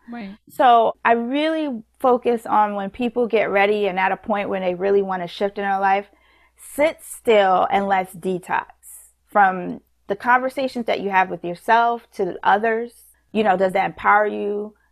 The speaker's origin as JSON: {"language": "English", "town": "New York City", "region": "New York", "country": "United States", "said": "we're from New York"}